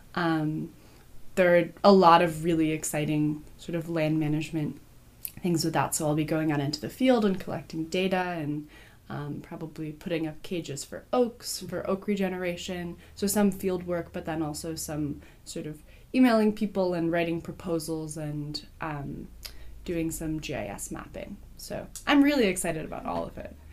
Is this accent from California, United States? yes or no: yes; Berkeley, California, United States; I grew up in Berkeley too.